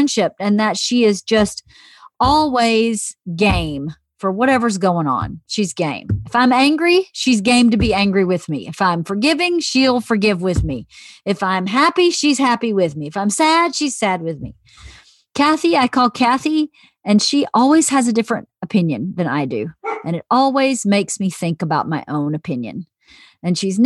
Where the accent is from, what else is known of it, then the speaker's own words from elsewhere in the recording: Georgia, United States; moved away; growing up in Georgia.